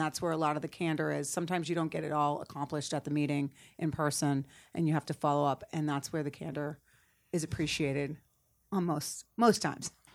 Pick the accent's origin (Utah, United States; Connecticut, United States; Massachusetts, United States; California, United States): Massachusetts, United States; Cape Cod; moved away as an adult; also born or lived in Boston; now in Atlanta, United States; I'm originally from Cape Cod